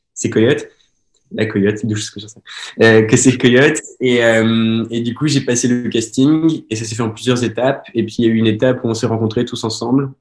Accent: Belgium; now in Montpellier, France; je suis un acteur belge oui, parce que je viens de Belgique

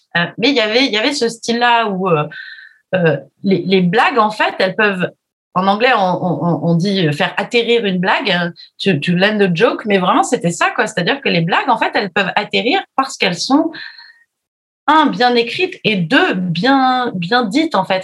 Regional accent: Charente, Nouvelle-Aquitaine, France; moi je suis de Charente donc on parle pas comme ça

